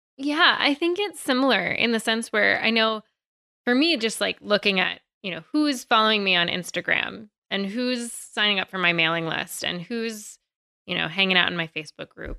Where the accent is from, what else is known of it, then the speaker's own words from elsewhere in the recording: Virginia, United States; I'm from Virginia